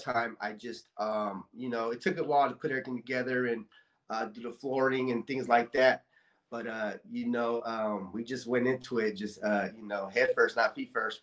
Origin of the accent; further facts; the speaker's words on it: Bay Area, California, United States; now in Stockton, United States; I grew up actually in the Bay Area